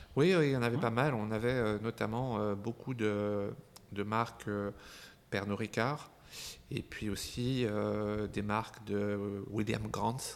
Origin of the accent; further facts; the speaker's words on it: Dijon, Bourgogne-Franche-Comté, France; moved away as an adult; also born or lived in Casablanca, Morocco; now in Paris, France; je suis né en Afrique, à Casablanca. J'ai habité euh, longtemps dans ma jeunesse à Dijon, en Bourgogne. Et puis, comme beaucoup de, gens, je suis venu à Paris pour mes études. J'y suis resté.